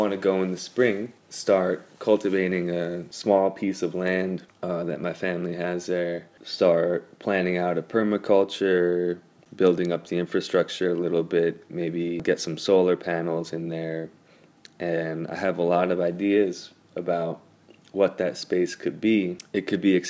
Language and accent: English; Panama City, Panama; now in New York, United States; I was born in Panama City, Panama, and I'm currently living in New York, where my mom's side of the family is from.